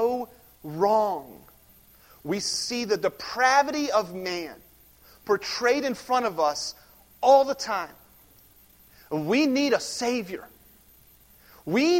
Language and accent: English; United States